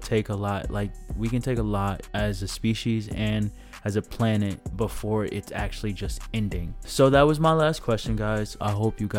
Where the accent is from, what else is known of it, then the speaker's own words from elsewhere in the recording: DuPage County, outside Chicago, Illinois, United States; I'm from DuPage. That is a county outside of Chicago